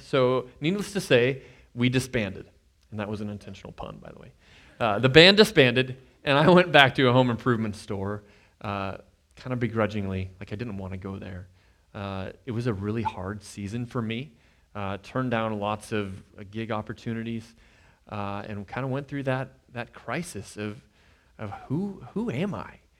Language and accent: English; Nebraska, United States; moved away as an adult; now in Kansas, United States; we moved here from Nebraska, I, I'd grown up there.